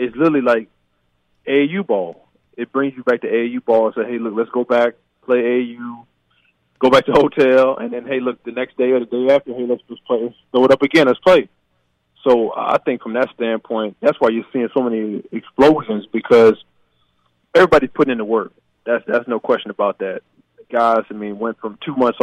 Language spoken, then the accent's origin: English; Baton Rouge, Louisiana, United States; moved away; growing up in Baton Rouge, we had this facility called Sports Academy